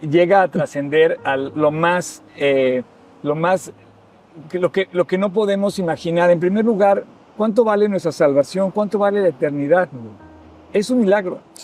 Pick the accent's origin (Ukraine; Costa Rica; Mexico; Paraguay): Mexico; un mexicano que no habla una gota de francés